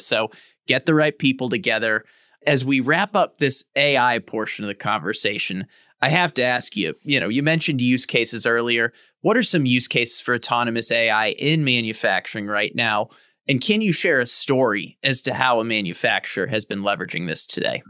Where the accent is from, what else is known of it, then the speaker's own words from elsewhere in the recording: St. Louis, Missouri, United States; also born or lived in California; I'm from Saint Louis, Missouri. I lived out in California for a while